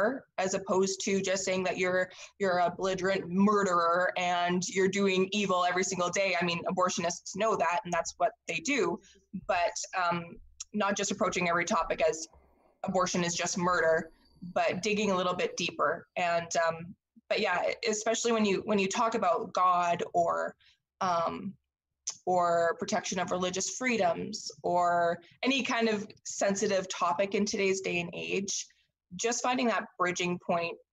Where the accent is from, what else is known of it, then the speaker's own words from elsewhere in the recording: Saskatchewan, Canada; I am Canadian. I'm born and bred in Saskatchewan, Canada